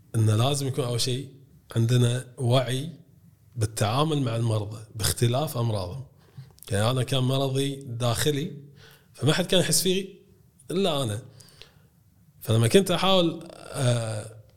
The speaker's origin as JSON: {"language": "Arabic", "country": "Kuwait", "said": "عندنا بالكويت"}